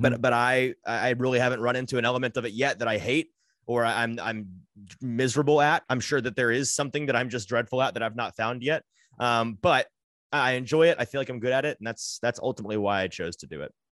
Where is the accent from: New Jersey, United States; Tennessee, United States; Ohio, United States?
Tennessee, United States; Brentwood; also born or lived in Franklin, Tennessee / Nashville; grew up in the Brentwood area